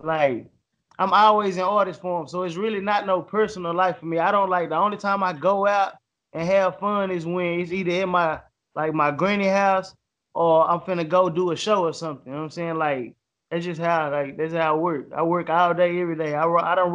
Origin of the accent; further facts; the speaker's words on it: Dallas, Texas, United States; Born and raised, Dallas, Texas.